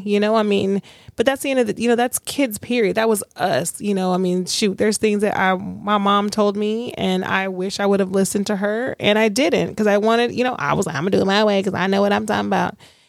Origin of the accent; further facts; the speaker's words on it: Alaska, United States; born there; also born or lived in Louisiana; I was born in Alaska. We moved to Lodges. We moved back, you know, moved to Louisiana.